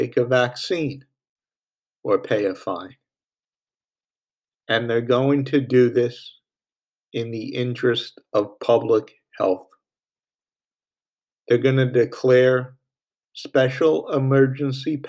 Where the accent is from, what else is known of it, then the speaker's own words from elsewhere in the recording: New York, United States; my home state of New York